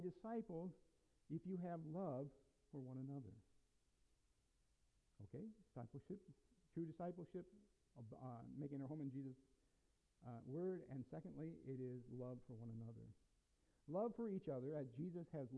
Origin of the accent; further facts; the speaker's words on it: United States; We're Americans. We have a history and a culture that's been built upon personal freedom. And I, as an American, I embrace